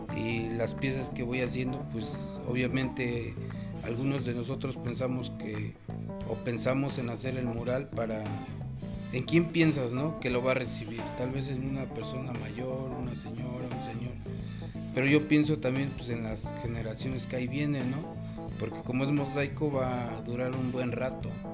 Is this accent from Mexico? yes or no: yes; Jiquipilco, State of Mexico, Mexico; de Santa Cruz, Tepexpan, Jiquipilco, Estado de México. Eh, por allá vivimos.